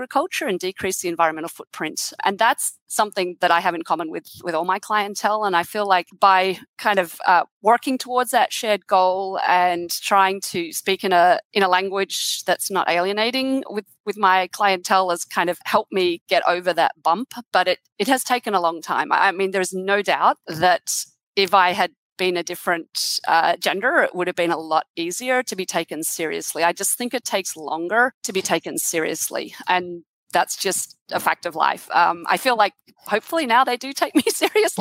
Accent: Australia; moved away as an adult; now in United States; I'm Australian, and so I'm a foreign woman

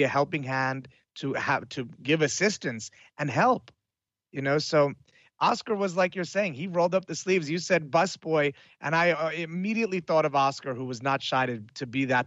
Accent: Italy; moved away; I grew up in Italy as well

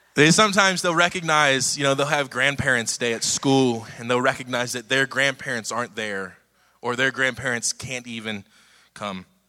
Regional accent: Cincinnati, Ohio, United States; moved away as an adult; now in Dallas, United States; We're from Cincinnati, Ohio.

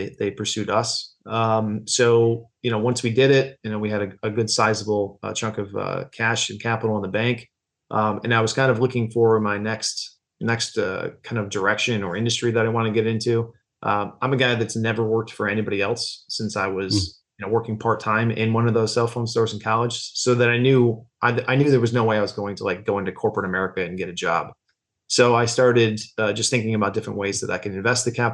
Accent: near Syracuse, Central New York, United States; moved away as an adult; now in Saratoga Springs, United States; I'm originally from Central New York over near Syracuse, and I came to the area for college

